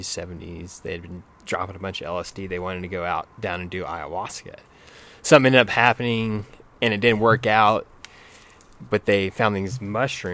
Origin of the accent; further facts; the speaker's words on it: Amarillo, Texas, United States; moved away as an adult; now in Denver, United States; I grew up in Amarillo, Texas